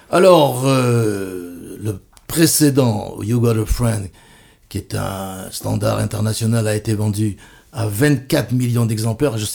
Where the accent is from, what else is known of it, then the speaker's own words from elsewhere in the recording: Bordeaux, Nouvelle-Aquitaine, France; c'est plus près de Bordeaux, ma ville natale